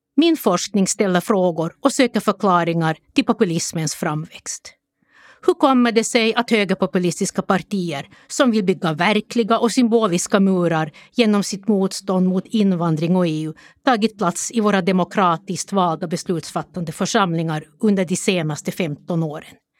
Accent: Jakobstad, Ostrobothnia, Finland; Jag växte upp i Jakobstad under 1960 och 1970-talet.

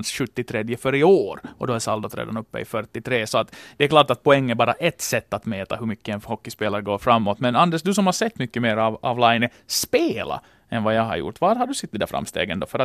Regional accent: Finland; Och för tillfället som finländare, så man kan inte gå förbi den här kampen om Maurice Richard-trofén

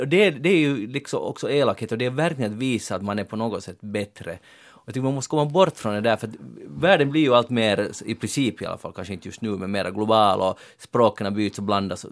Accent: Finland

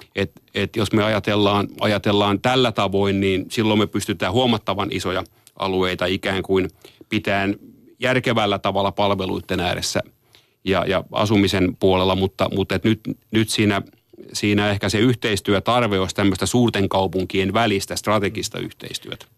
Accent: Tampere, Pirkanmaa, Finland; moved away; vanha kotikaupunkini Tampere

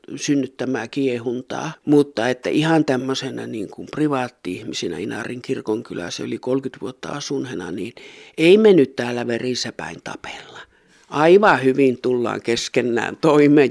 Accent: Rovaniemi area, Lapland, Finland; minä itse tuosta syntyisin tuosta Rovaniemen seuvulta ja minun sukujuuret on, on Sykivarressa

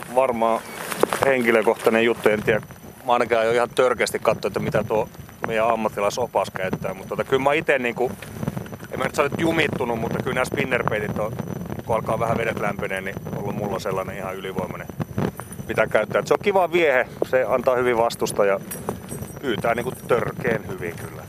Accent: Oulu, North Ostrobothnia, Finland; lapsena Oulussa aikoinaan

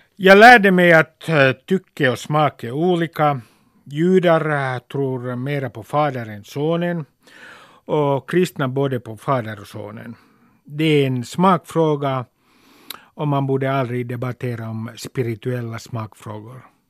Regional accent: Helsinki, Uusimaa, Finland; När jag var 16 läste jag första delen av Henrik Tikkanens gatutrilogi i mitt källarrum i Nummis.

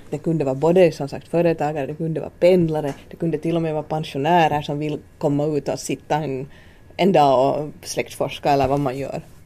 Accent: Ingå, Uusimaa, Finland; moved away; also born or lived in Åland / Sweden / Turku / Karis; byggde vi hus i Ingo som då är min, min gamla kommun, min födelseort.

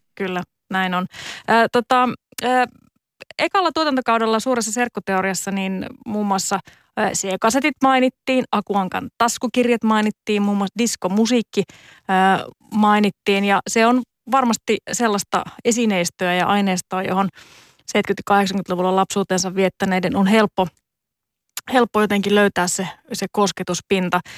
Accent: Joensuu, North Karelia, Finland; omassa kotikaupungissani Joensuussa

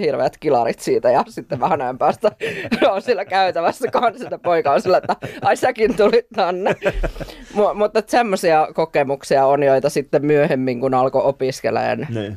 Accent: Forssa, Tavastia Proper, Finland; mä oon Vorsasta

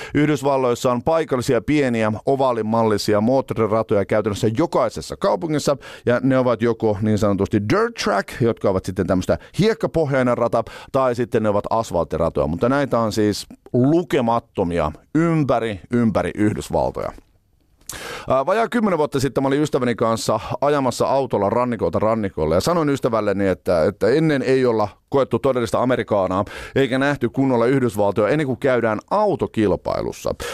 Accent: Finland; me ollaan Suomesta

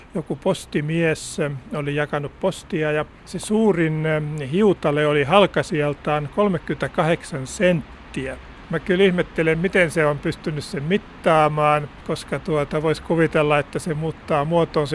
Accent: Häme, Tavastia, Finland; mun lapsuudessa Hämeessä

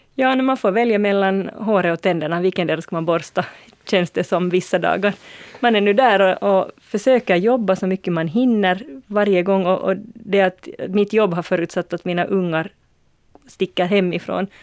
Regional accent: Uusimaa, Finland; för mig som är nylänning

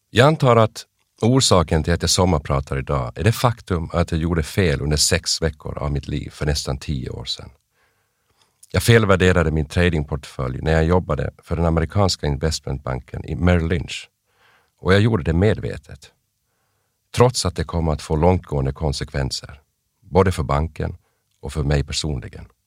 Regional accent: Kokkola, Central Ostrobothnia, Finland; also born or lived in Aarhus, Denmark / Jakobstad / Vaasa / Umeå, Sweden; Jag föddes 1970 i Århus i Danmark. Min släkt kommer från Närpes i Österbotten, men mina föräldrar bodde i Danmark under många år på 60 och 70-talet. Sen växte jag upp växlande mellan Österbotten i Finland och Västerbotten i Sverige

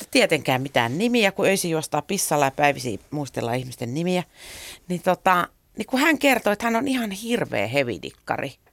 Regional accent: Helsinki, Uusimaa, Finland; Mä aina sanon, että mä tuun Suomesta, koska se on vähän hähmäinen käsite, että mistä mä tuun. Mä oon syntynyt Helsingissä. Mun vanhemmat asu silloin Malmilla.

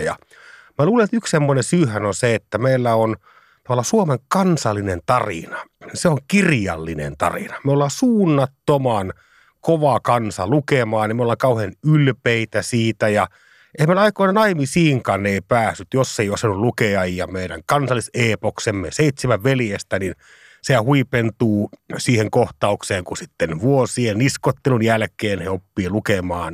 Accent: Savonlinna, South Savo, Finland; mä pääsin pikkupoikana Savonlinnassa itä savolehdellä kokemaan sen tilanteen

